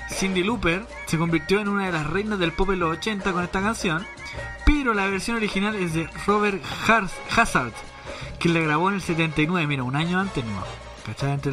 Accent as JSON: {"language": "Spanish", "country": "Argentina", "said": "raja y porque soy argentino."}